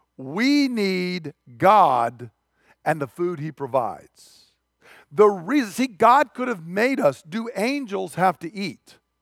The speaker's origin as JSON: {"language": "English", "country": "United States", "said": "I'm an American"}